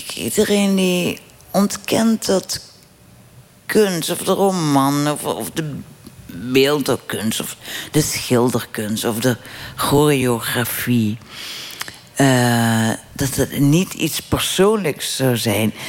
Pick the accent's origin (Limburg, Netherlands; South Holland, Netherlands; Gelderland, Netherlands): Limburg, Netherlands; moved away; ik ben weggegaan uit mijn geboortedorp en uit mijn land. Want Limburg is geen provincie, Limburg is een land